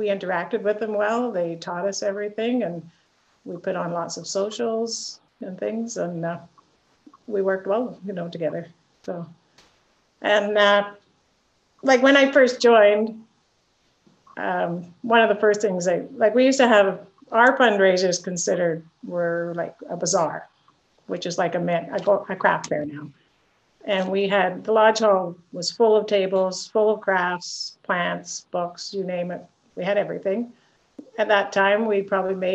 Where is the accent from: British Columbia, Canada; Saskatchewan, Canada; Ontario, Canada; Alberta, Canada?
British Columbia, Canada; Victoria; I'm actually born and raised in Victoria